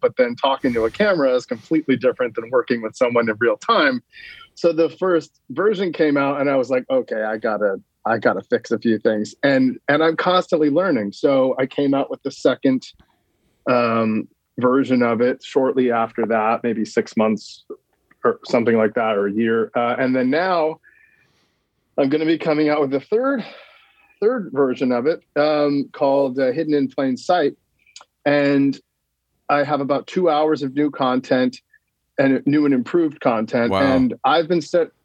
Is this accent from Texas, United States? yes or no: no; Sonoma County, Northern California, United States; now in Los Angeles, United States; Sonoma County, like kind of where I grew up in NorCal